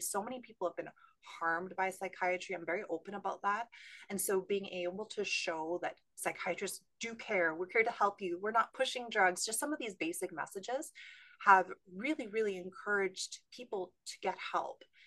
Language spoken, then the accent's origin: English; Canada; moved away as an adult; also born or lived in California; now in San Diego, United States; I'm from Canada, trained in Canada, but I actually live in California now